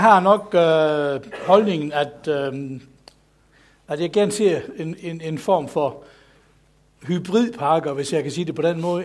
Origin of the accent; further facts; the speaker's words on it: Southern Jutland, Denmark; jeg er sønderjyde